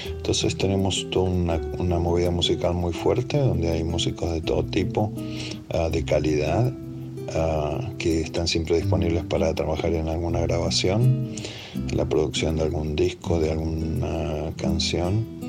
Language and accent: Spanish; Buenos Aires, Argentina; moved away as an adult; now in Nashville, United States; soy de Balvanera, de Buenos Aires. Me crié ahí en el 11